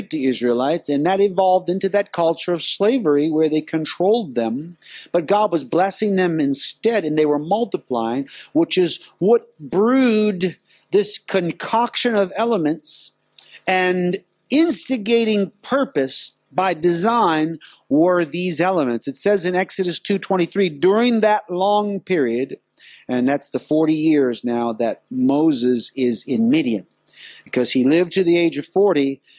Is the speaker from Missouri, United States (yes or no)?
no; Louisiana, United States; I was in my home state on furlough visiting. And I drove across the border of my home state from Texas to Louisiana. When I crossed the Sabine River into Louisiana, I had a vision.